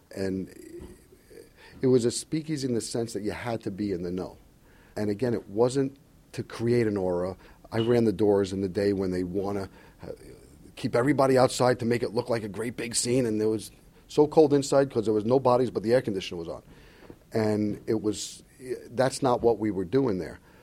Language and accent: English; New York City, New York, United States; also born or lived in the Bronx; Born in the Bronx, I grew up in Queens, went to Bayside High School